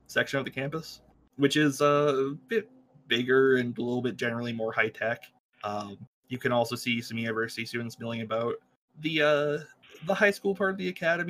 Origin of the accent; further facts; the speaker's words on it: Canada; I'm Canadian